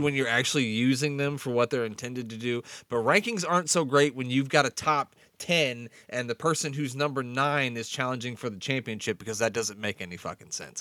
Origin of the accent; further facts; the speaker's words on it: Nebraska, United States; I'm from Nebraska